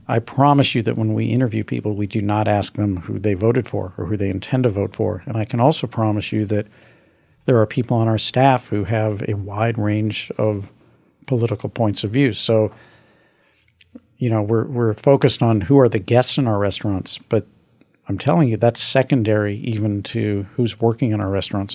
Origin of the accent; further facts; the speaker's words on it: Missouri, United States; my home state of Missouri